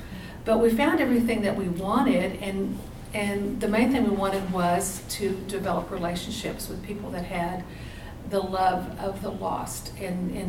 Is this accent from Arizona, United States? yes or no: no; Texas, United States; moved away as an adult; now in California, United States; I'm from Texas originally, and my husband was between jobs and was able to get hired with his dream job, and it meant moving to California.